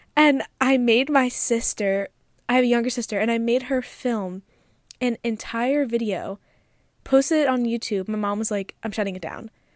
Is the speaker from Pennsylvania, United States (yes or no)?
yes; Philadelphia, Pennsylvania, United States; moved away as an adult; also born or lived in Calabria, Italy (ancestry); now in California, United States; I grew up in the city of Philadelphia, and then I moved outside when I was about twelve